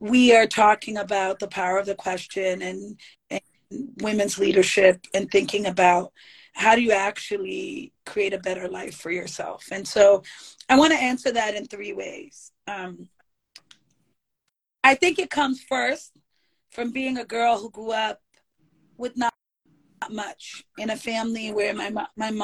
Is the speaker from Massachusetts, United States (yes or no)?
yes; Boston, Massachusetts, United States; I grew up on Dudley Street